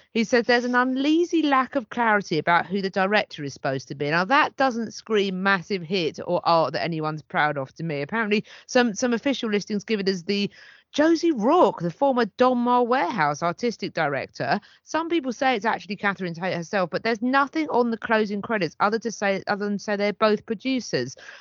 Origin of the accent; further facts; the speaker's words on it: United Kingdom; as a British person